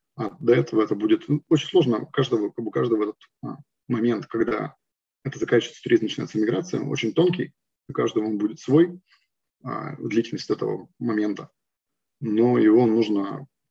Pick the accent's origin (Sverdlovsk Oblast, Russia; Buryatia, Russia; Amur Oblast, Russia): Sverdlovsk Oblast, Russia; Yekaterinburg; also born or lived in Moscow / Cyprus; now in Germany; мы оба из Екатеринбурга, потом вместе поехали в Москву